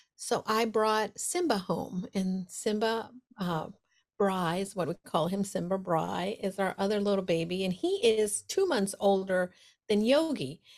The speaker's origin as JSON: {"language": "English", "town": "New York City", "region": "New York", "country": "United States", "moved": "as an adult", "lives_now": "Connecticut, United States", "said": "I'm a New Yorker"}